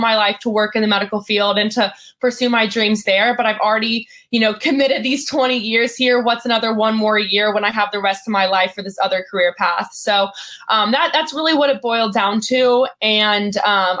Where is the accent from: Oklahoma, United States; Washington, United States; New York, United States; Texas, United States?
Texas, United States; Lubbock; I grew up in Lubbock, Texas